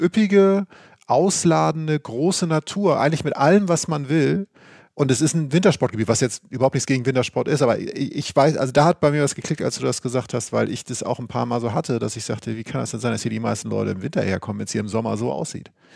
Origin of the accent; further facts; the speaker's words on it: Northern Germany, Germany; als Norddeutscher und vom Wasser